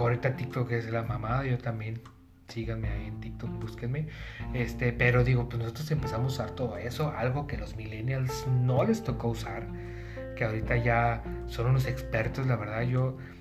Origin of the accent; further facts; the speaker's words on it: Tijuana, Baja California, Mexico; yo soy de Tijuana